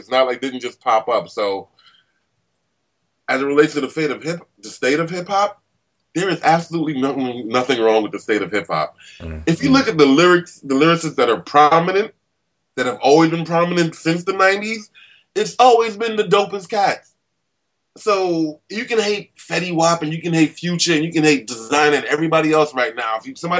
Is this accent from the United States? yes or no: no; Nigeria; Not really. Unfortunately, I'm a terrible Nigerian. I'm wholeheartedly African American. I'm African.